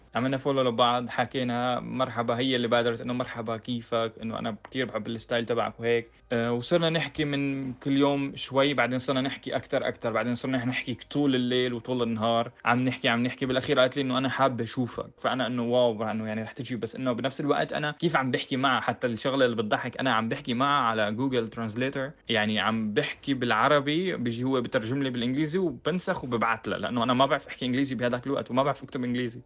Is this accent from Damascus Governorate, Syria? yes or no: no; Homs, Homs Governorate, Syria; moved away as an adult; also born or lived in Netherlands; now in Germany; أنا من حمص